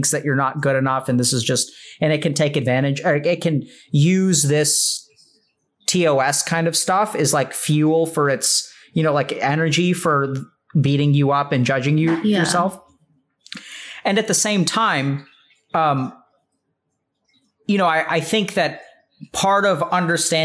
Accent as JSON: {"language": "English", "country": "India", "said": "I'm Indian"}